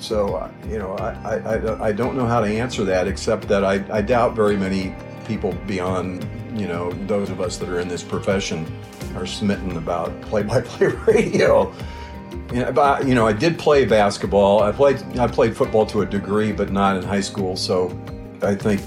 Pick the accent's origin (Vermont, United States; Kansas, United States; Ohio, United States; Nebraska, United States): Nebraska, United States; Lincoln; I grew up in Northeast Lincoln, a block and a half away from the high school